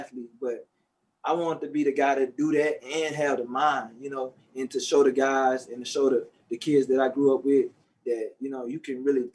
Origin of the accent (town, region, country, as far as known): Shreveport, Louisiana, United States; born or raised there